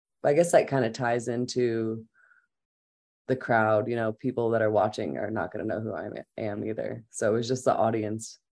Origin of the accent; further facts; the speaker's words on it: St. Louis, Missouri, United States; moved away as an adult; also born or lived in Boulder, Colorado; now in Colorado, United States; I grew up in St. Louis and then I moved to Boulder to go to CU in 2008